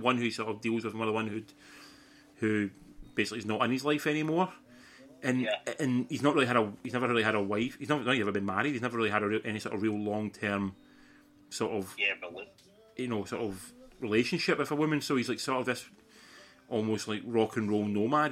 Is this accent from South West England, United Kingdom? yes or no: no; Scotland, United Kingdom; also born or lived in Sydney; living in Scotland and being Scottish